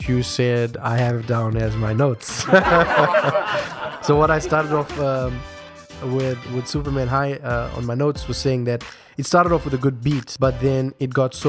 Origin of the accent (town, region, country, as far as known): South Africa